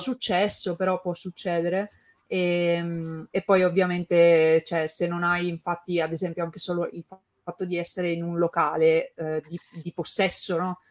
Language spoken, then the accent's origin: Italian; Turin, Piedmont, Italy; io sono di Torino anche